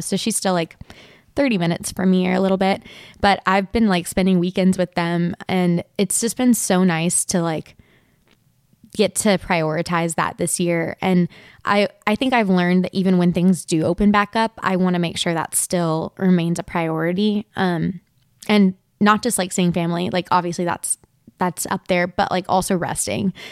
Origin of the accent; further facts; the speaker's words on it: Nashville, Tennessee, United States; I grew up in Nashville